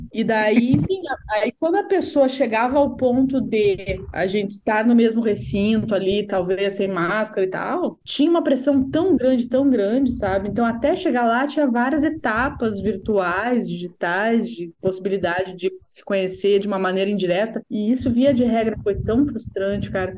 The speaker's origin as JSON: {"language": "Portuguese", "region": "Rio Grande do Sul", "country": "Brazil", "said": "eu sou gaúcha"}